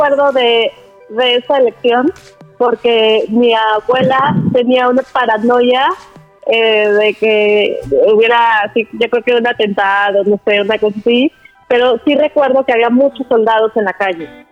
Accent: Guanajuato, Mexico; moved away; also born or lived in Coatzacoalcos, Veracruz; cuando Vicente Fox fue candidato a gobernador del estado de Guanajuato, fue casa por casa en mi pueblito o en mi colonia, no sé, y fue a mi hogar

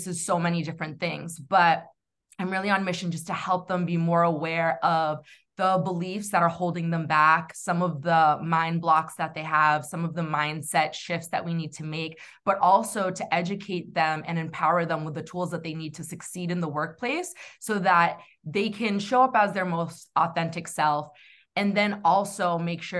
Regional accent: New Hampshire, United States; growing up in New England, specifically New Hampshire

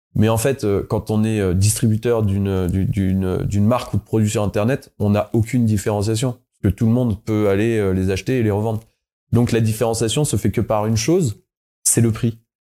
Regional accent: Savoy, Auvergne-Rhône-Alpes, France; je suis savoyard. D'ailleurs, on en a pas parlé, mais je suis savoyard.

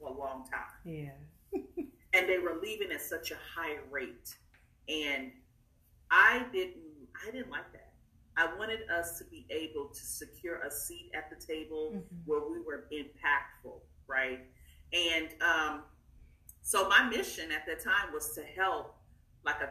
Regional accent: East Texas, United States; I'm from East Texas. I give a shout out, East Texas, Tyler, Nacogdoches, Texas.

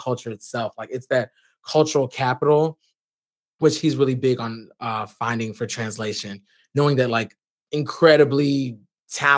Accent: Maywood, Illinois, United States; born and raised in Maywood, Illinois, a little suburb outside Chicago

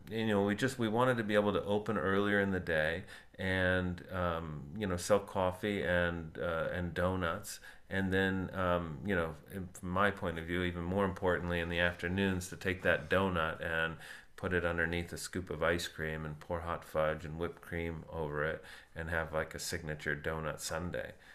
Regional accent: South Florida, United States; moved away; I grew up in South Florida

